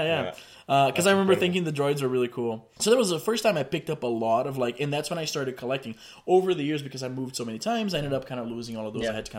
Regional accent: Brazil; now in Canada; back home, I'm from Brazil

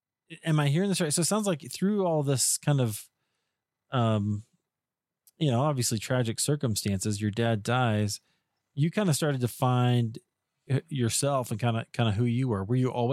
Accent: Iowa, United States; I grew up in Iowa

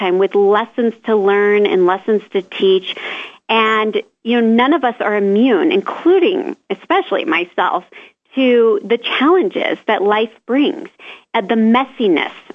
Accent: Omaha, Nebraska, United States; moved away as an adult; also born or lived in Florida; my hometown of Omaha, Nebraska

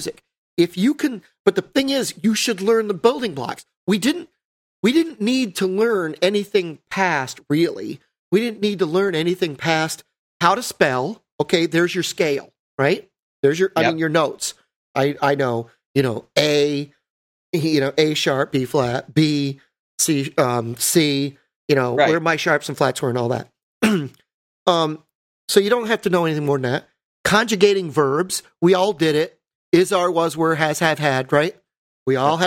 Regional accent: New York, United States; I'm from New York

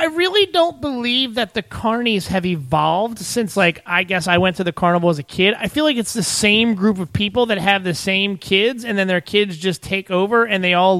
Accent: Arbutus, Maryland, United States; I grew up in Arbutus, so I used to go to the Arbutus carnival.

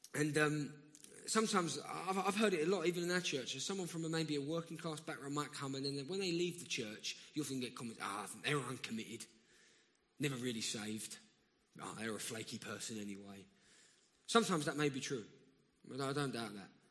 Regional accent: London, United Kingdom; accent: South London; I'm from round here.

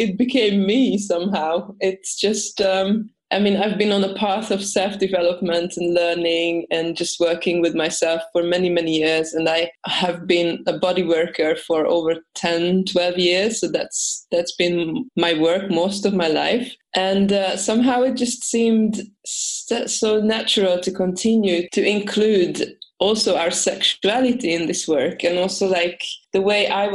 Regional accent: Hungary; now in Sweden; I'm originally from Hungary, but I live at the moment in Sweden

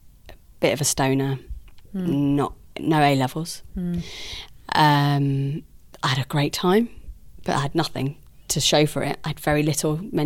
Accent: Guildford, South East England, United Kingdom; accent: fancy; because I'm from Guildford, I sound fancy.

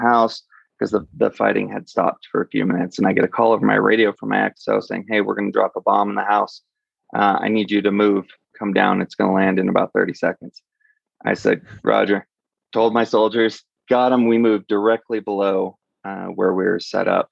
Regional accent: California, United States; moved away as an adult; now in Denver, United States; I'm from California originally

